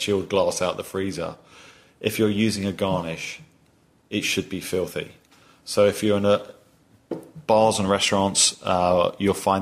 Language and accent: English; England, United Kingdom; moved away as an adult; now in United States; you can tell from my accent, I'm not from these parts, right? So in England